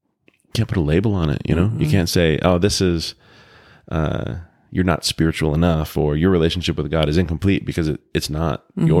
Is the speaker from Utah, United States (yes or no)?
yes; Provo, Utah, United States; born there; I think I was born in Provo. Oh my gosh, I can't believe this is going public. I was born in Utah.